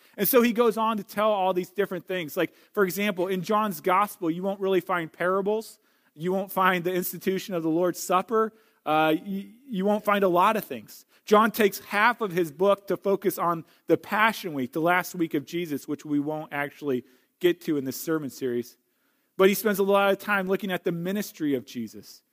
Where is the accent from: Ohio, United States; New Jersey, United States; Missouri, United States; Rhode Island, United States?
Missouri, United States; St. Louis; now in Wisconsin, United States; I grew up in Saint Louis. I'm a Missouri boy.